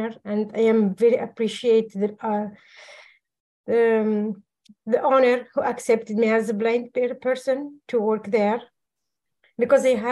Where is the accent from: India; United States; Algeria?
Algeria; moved away as an adult; I am from Algeria, North Africa.